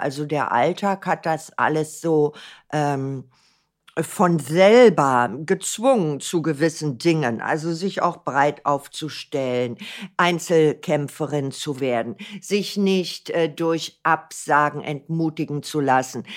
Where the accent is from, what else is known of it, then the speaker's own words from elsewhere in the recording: Berlin, Germany; ich bin ein Berliner Kind. Ich bin in Berlin geboren